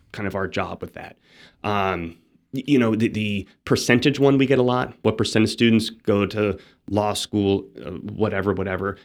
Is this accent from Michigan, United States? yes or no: no; Phoenix, Arizona, United States; moved away; I'm from Phoenix, Arizona